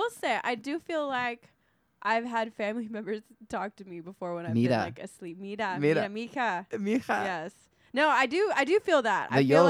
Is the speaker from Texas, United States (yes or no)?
yes; Corpus Christi, Texas, United States; Yeah, you know, I was from Corpus, dude.